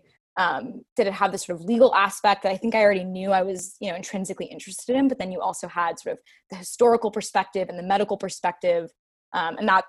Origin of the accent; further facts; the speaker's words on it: New York City, New York, United States; So I grew up in Brooklyn, New York